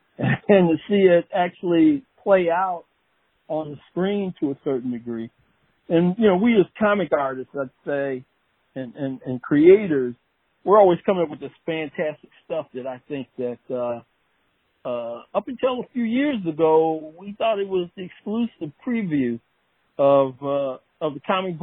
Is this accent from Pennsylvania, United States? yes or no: no; Detroit, Michigan, United States; I grew up in Detroit, Michigan.